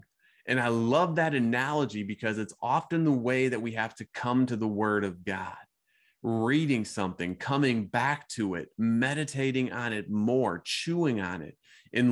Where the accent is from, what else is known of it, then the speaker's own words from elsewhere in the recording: Midwest, United States; growing up in the Midwest